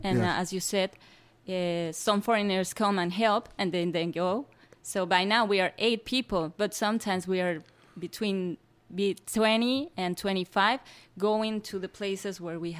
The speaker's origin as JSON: {"language": "English", "region": "Mexico City", "country": "Mexico", "second_language": "English", "said": "I come from Mexico City"}